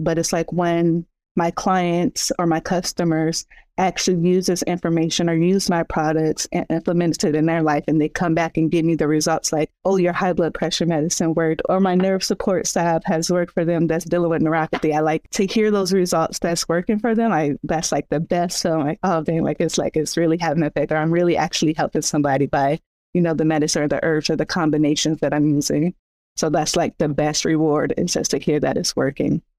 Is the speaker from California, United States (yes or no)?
yes; San Bernardino, California, United States; I'm from San Bernardino, California.